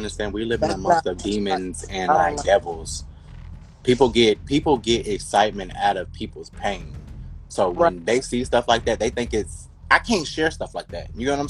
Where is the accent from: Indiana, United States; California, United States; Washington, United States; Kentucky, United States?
Kentucky, United States; now in Los Angeles, United States